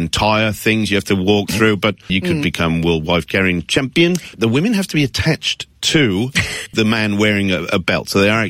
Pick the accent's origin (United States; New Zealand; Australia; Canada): Australia; as an Australian